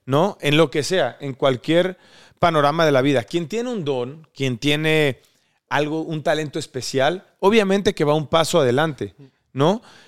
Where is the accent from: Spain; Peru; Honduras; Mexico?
Mexico; Córdoba, Veracruz; nosotros somos de Córdoba, Veracruz.